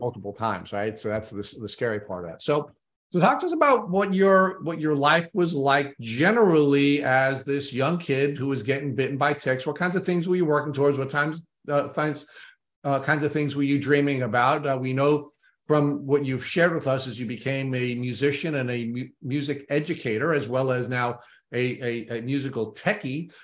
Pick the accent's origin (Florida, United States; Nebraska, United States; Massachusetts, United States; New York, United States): New York, United States; Long Island; accent: thick Long Island; grew up on Long Island